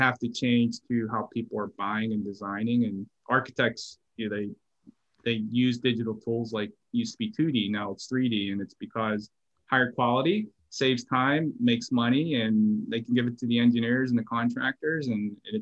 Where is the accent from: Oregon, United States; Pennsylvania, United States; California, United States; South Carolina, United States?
Pennsylvania, United States; Pittsburgh; also born or lived in Florida / Texas / Memphis / Washington, D.C.; now in Atlanta, United States; I grew up in Pittsburgh and I moved like probably 12 times in Pittsburgh